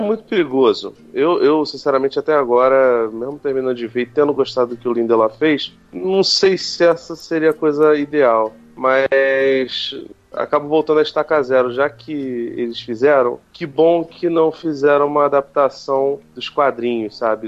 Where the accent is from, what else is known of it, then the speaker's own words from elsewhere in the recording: Brazil; a gente é brasileiro, né, A gente é latino